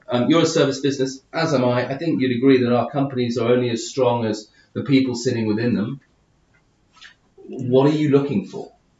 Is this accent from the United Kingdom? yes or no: yes; United Kingdom; moved away; being the Brit abroad